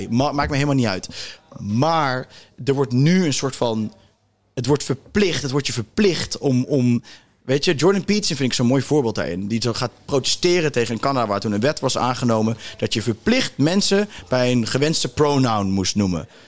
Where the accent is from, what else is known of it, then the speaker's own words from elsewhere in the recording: South Africa; Dutch is a second language; also born or lived in Cape Town; now in Netherlands; ik ben in Zuid-Afrika